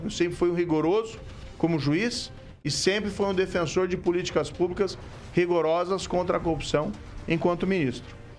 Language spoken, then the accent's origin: Portuguese; Maringá, Paraná, Brazil; eu nasci em Maringá, sou filho de pais de Ponta Grossa, meus pais eram professores, cresci cercado de livros, mas tive uma infância, adolescência normal aqui na região